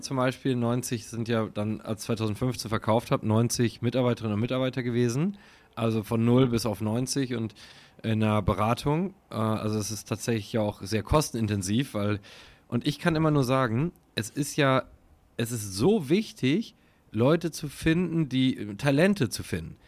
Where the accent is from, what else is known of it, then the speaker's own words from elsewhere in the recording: Münsterland, North Rhine-Westphalia, Germany; ich bin halt so im Dorf groß geworden und das, im Münsterland